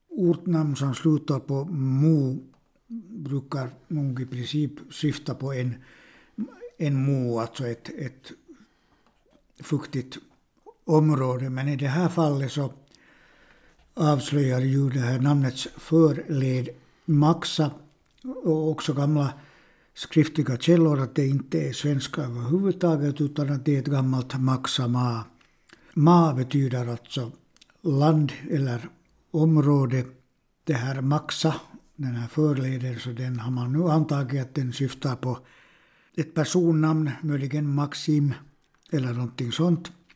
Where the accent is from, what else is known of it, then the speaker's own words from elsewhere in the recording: Finland; first language Swedish; jag har bott 62 år i det här landet, Finland, och mitt modersmål är svenska.